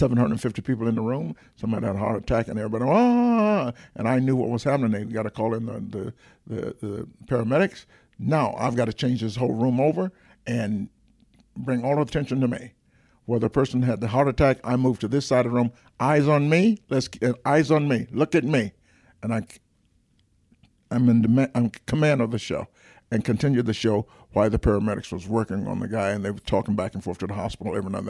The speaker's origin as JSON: {"language": "English", "town": "Atlanta", "region": "Georgia", "country": "United States", "said": "I'm from Atlanta, Georgia, and so I've lived."}